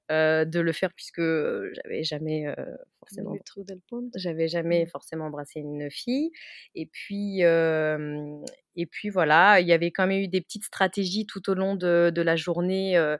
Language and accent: French; France; accent: Frenchy; est-ce qu'elle va me comprendre avec mon accent Frenchy euh, Ça fait quand même dix ans que j'ai pas parlé espagnol